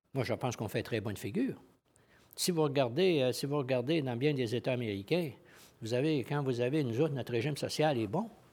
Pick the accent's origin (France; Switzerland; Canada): Canada; Quebec; je suis lieutenant-gouverneur du Québec